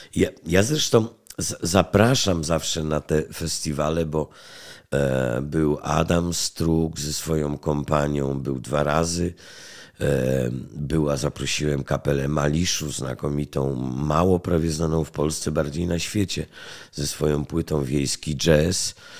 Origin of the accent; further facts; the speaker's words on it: Poland; Jestem stąd